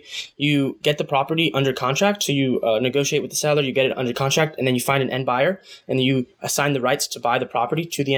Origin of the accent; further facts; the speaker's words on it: United States; also born or lived in Guatemala (mother's origin); I'm first generation. So I just kind of looked at all the opportunities I have here